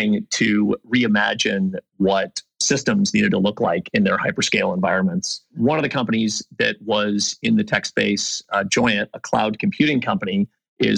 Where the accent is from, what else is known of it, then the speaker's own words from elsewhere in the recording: the Bay Area, California, United States; Born and raised in the Bay Area